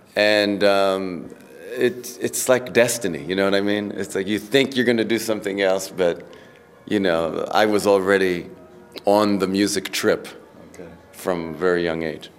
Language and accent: English; New York City, New York, United States; I grew up in Queens, New York